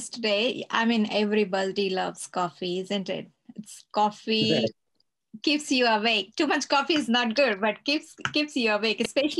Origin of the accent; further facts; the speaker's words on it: India; now in Australia; I'm in Australia and I'm from India